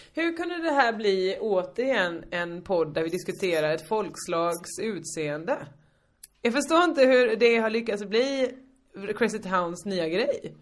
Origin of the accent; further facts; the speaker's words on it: Hyltebruk, Halland County, Sweden; moved away; also born or lived in Malmö; mitt lag från Hyltebruk